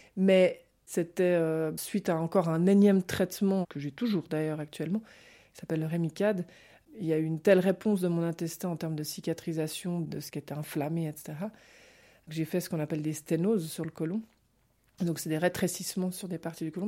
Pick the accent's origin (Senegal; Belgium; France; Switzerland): Switzerland; Geneva; je suis née à Genève